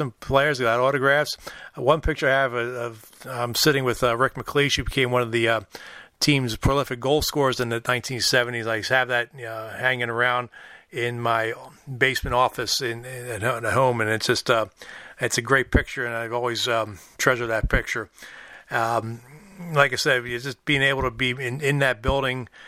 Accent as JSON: {"language": "English", "town": "Philadelphia", "region": "Pennsylvania", "country": "United States", "tie": "born or raised there", "moved": "yes", "said": "growing up in Philadelphia"}